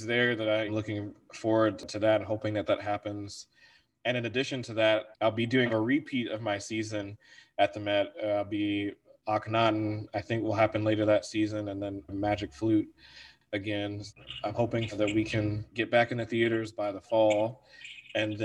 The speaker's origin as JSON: {"language": "English", "town": "Virginia Beach", "region": "Virginia", "country": "United States", "tie": "born or raised there", "also_born_or_lived": "Wheaton, Illinois", "moved": "as an adult", "lives_now": "Chicago, United States", "said": "I'm from Virginia. I call Virginia the place where I grew up"}